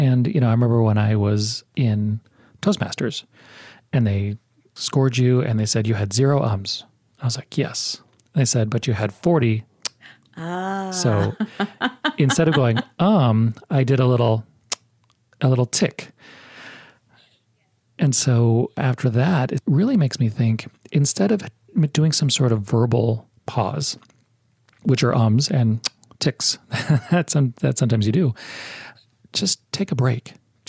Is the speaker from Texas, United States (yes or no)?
yes; Texas, United States; accent: newscaster American; I grew up in Texas. Oftentimes I'll say howdy.